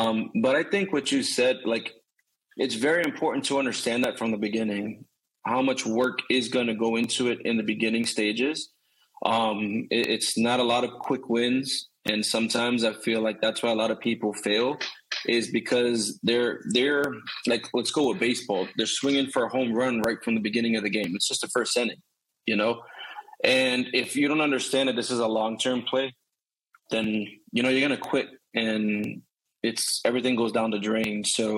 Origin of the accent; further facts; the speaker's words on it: Boston, Massachusetts, United States; now in Florida, United States; We're from North Boston and there wasn't a lot of opportunity. So when we moved down to Florida, my father had to try to, you know, take care of the bills.